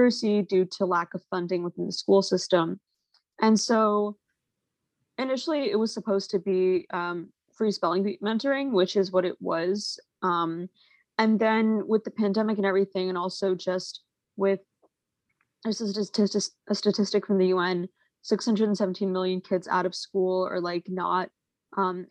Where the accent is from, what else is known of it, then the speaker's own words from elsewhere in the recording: New York, United States; I'm from New York